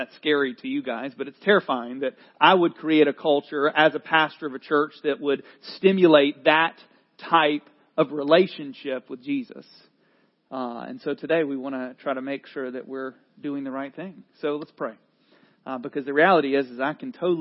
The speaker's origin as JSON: {"language": "English", "region": "North Carolina", "country": "United States", "tie": "born or raised there", "accent": "Southerner", "said": "I'm a North Carolinian"}